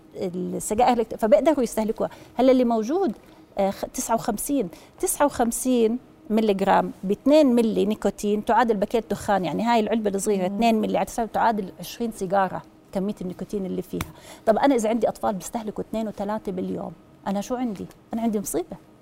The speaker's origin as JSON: {"language": "Arabic", "country": "Jordan", "said": "احنا عندنا بالاردن"}